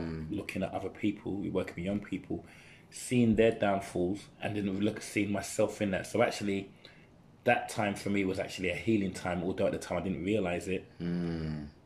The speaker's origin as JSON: {"language": "English", "region": "London", "country": "United Kingdom", "tie": "born or raised there", "said": "growing up where I grew up in in in Custom House Newham."}